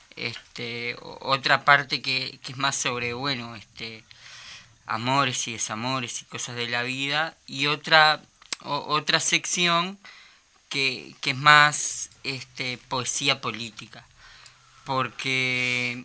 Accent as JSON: {"language": "Spanish", "region": "Montevideo", "country": "Uruguay", "tie": "born or raised there", "moved": "as an adult", "lives_now": "Salinas, Uruguay", "said": "Soy oriundo de Montevideo, el barrio obrero como la Teja, Pero, pero ahora estoy viviendo en, en la costa hace ya varios años"}